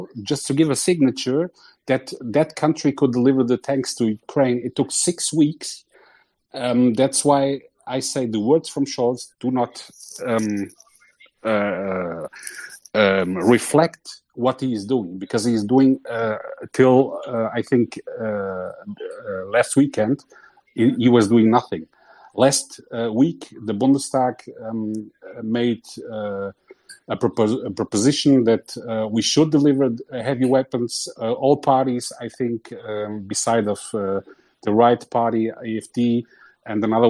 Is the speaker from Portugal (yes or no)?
yes; Portugal; I come from Portugal